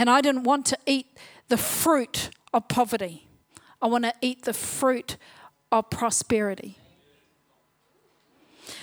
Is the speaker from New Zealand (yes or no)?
yes; Whanganui, Manawatū-Whanganui, New Zealand; also born or lived in Palmerston North; I was born in Palmerston North, brought up in Whanganui, down, you know, the creek or down the river. Brought up on a marae